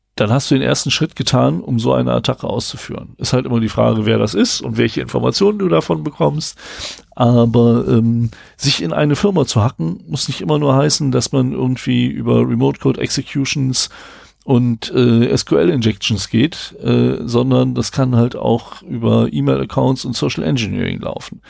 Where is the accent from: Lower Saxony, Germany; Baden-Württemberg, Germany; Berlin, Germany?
Lower Saxony, Germany; Braunschweig; wir kommen beide aus Braunschweig